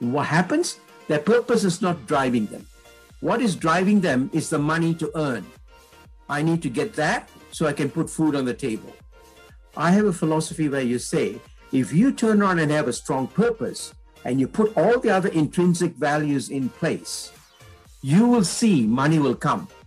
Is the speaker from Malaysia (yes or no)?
yes; Malaysia; I'm Indian in blood, but I was born in Malaysia.